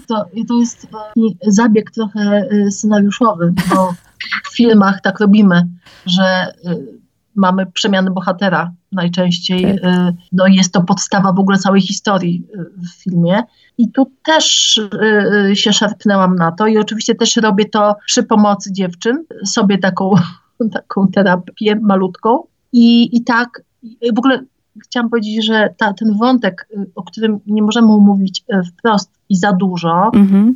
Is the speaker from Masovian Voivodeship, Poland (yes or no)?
yes; Otrębusy, Masovian Voivodeship, Poland; tutaj u nas w Otrębusach